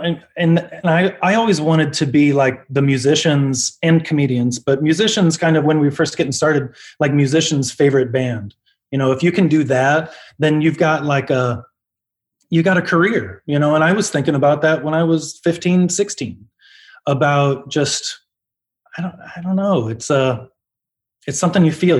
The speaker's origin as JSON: {"language": "English", "town": "Omaha", "region": "Nebraska", "country": "United States", "moved": "as an adult", "lives_now": "Los Angeles, United States", "said": "we're from Omaha. We're an Omaha band"}